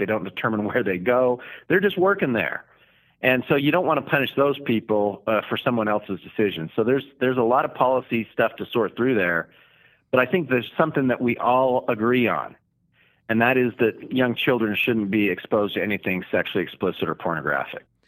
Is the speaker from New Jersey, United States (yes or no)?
no; Declo, Idaho, United States; coming from a rural community, I'm from Declo, Idaho